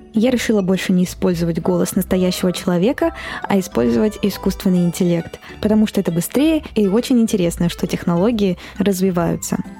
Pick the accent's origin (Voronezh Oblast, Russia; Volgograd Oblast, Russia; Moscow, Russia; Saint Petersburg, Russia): Moscow, Russia; я родилась и выросла в Москве